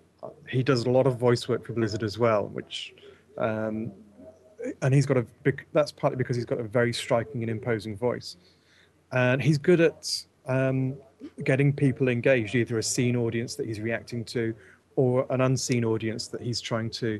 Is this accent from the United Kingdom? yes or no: yes; England, United Kingdom; as an English person